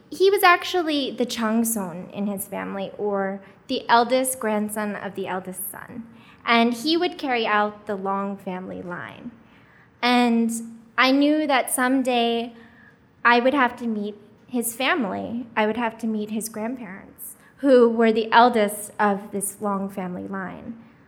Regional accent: United States; also born or lived in Korea; as a Korean adoptee, I was raised in America since I was four months old

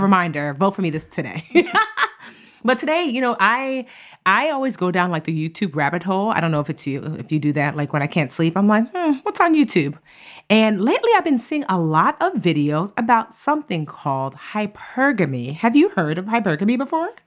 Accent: Nigeria; I'm Nigerian

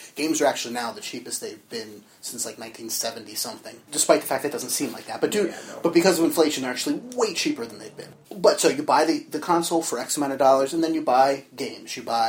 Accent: New Jersey, United States; from Jersey, joined as usual by...

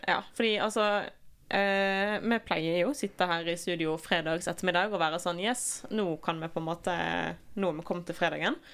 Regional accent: Norway; vi er nordmenn

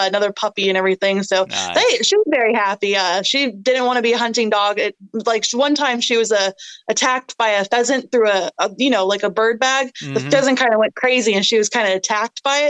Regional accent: Hoffman, North Carolina, United States; I'm from Hoffman, North Carolina, down here in, the Sand Hills of North Carolina

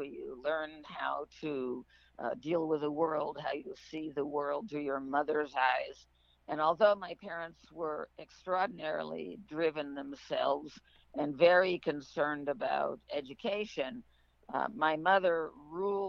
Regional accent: New York City, New York, United States; I grew up in Manhattan in a way long time ago in the 50s.

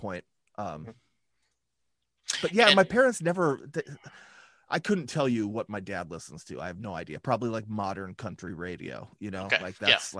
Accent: North Dakota, United States; I've always been here.

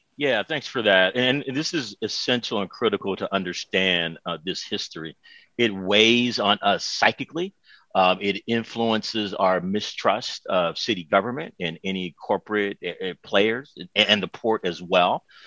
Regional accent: Oakland, California, United States; as a black man growing up in Oakland, America

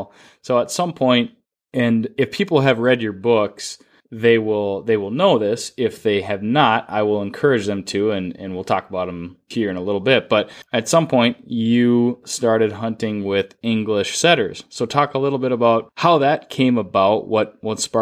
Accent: Duluth, Minnesota, United States; I grew, you know, growing up in Duluth

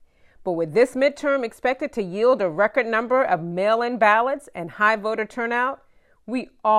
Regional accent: Georgia, United States; at the Hartsville Atlanta Airport in my home state of Georgia

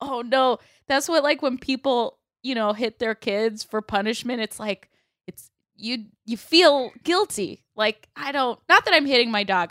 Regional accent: Sarasota, Florida, United States; moved away as an adult; now in Los Angeles, United States; Sarasota, my hometown

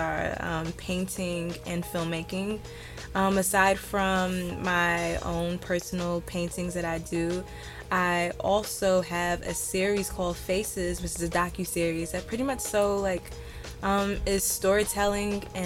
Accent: Jersey City, New Jersey, United States; also born or lived in Austin, Texas; I am a Jersey City native

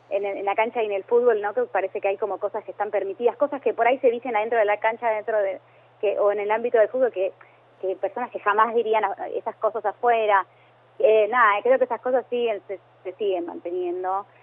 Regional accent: Avellaneda, Buenos Aires Province, Argentina; Eh, así que, no, no, somos de Avellaneda.

